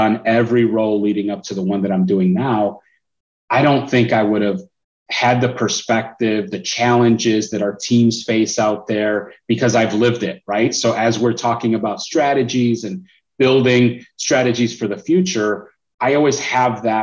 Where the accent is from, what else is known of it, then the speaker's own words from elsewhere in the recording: Chicago, Illinois, United States; I'm originally from Chicago. So that's where I was in school